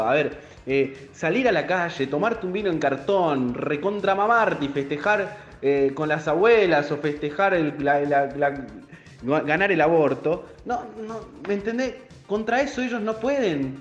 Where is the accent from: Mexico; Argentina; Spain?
Argentina; como argentinos o como parte de esta Argentina